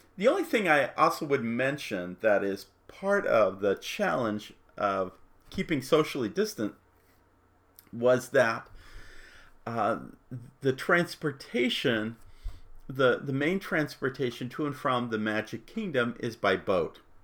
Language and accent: English; Phoenix, Arizona, United States; I'm from Phoenix